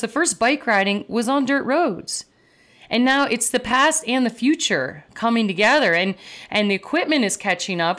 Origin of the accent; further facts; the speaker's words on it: Downers Grove, Illinois, United States; in the suburbs of Chicago, uh, growing up in Downers Grove, Illinois